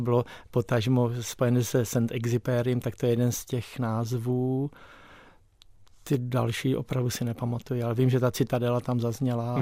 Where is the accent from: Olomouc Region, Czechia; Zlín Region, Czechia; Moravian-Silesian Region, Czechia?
Moravian-Silesian Region, Czechia; Krnov; moved away as an adult; also born or lived in Nový Jičín; now in Prague, Czech Republic; my jsme s rodiči bydleli v Krnově, já jsem se narodil tady v Novém Číně